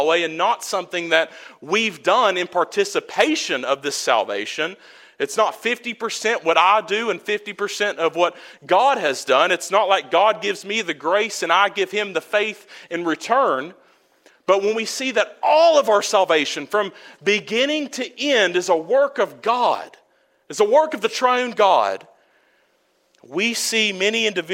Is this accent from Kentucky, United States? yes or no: yes; Prestonsburg, Kentucky, United States; also born or lived in Tuscaloosa, Alabama / Birmingham, Alabama; I was born in Tuscaloosa, Alabama. We lived in Birmingham for a while. And then once my parents split, my mother came back to Prestonsburg, where she was from